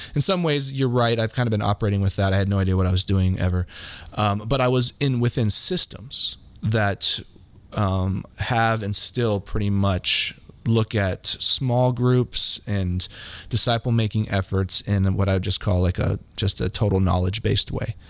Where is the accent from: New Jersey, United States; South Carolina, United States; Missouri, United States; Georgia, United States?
Missouri, United States; Kansas City; also born or lived in Hawaii / Manhattan, Kansas; I basically grew up in Kansas City since then. So Kansas City has been my home since I was very little